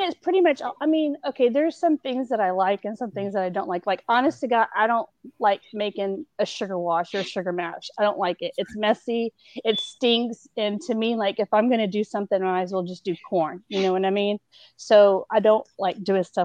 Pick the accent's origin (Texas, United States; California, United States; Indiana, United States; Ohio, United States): Texas, United States; Houston; I'm from Houston. I'm from Texas